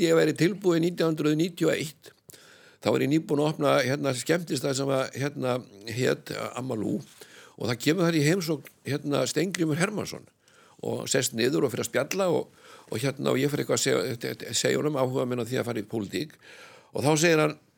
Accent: Iceland; ég er frá Íslandi

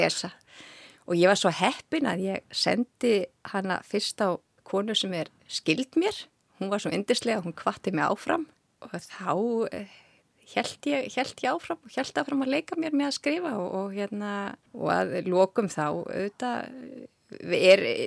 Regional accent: Hafnarfjörður, Capital Region, Iceland; moved away as an adult; also born or lived in Reykjavík / Paris / Luxembourg; now in Switzerland; Ég er fætt og uppalinn á Íslandi í Hafnaferði

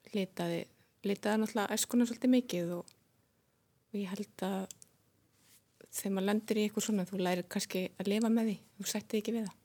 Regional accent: Reykjavík, Capital Region, Iceland; ég fættist í Breitholdinu bjóð þar fyrstu nýju árin

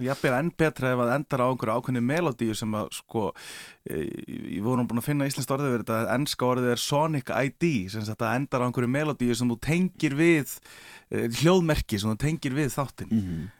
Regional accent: Akureyri, Northeastern Region, Iceland; er frá Akureyri

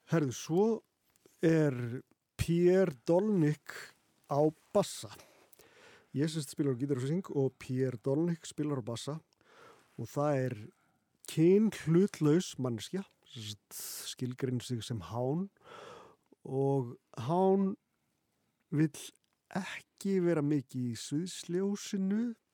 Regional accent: Patreksfjörður, Westfjords, Iceland; ég er sérst frá Patricksfyrði

